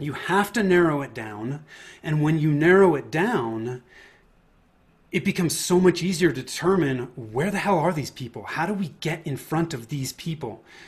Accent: Bay Area, Northern California, United States; I grew up in in Northern California in the Bay Area.

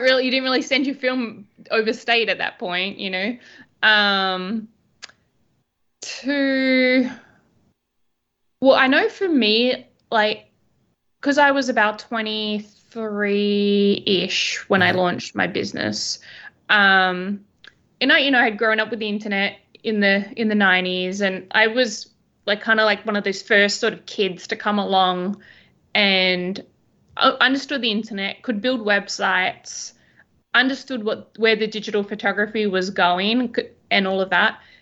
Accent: Albany, Western Australia, Australia; moved away as an adult; also born or lived in Perth / London; now in New York City, United States; I am originally from a small town called Albany in Western Australia

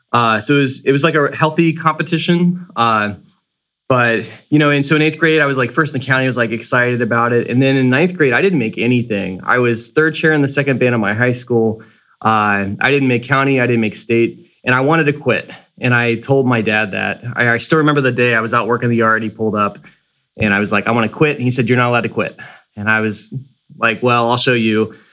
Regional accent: Sanford, Florida, United States; I'm from Sanford, Florida, which is a city that's just north of Orlando

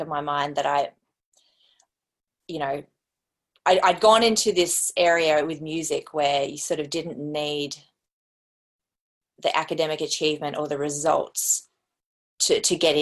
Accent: Brisbane, Queensland, Australia; also born or lived in South Australia; I grew up primarily in Brisbane with my brothers

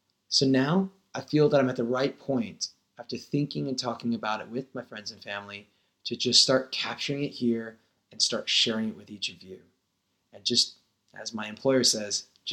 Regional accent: Denver, Colorado, United States; also born or lived in India; I was born in Denver, Colorado in 1980.

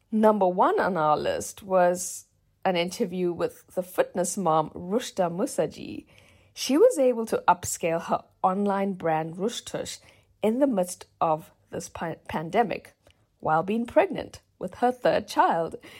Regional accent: South Africa; moved away; South Africa, my home country.

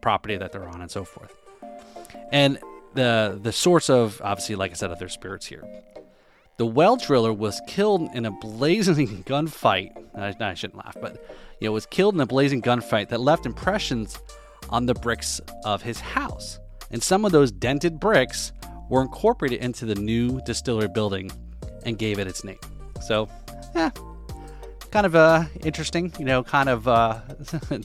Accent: New Jersey, United States; now in South Florida, United States; I'm originally from New Jersey

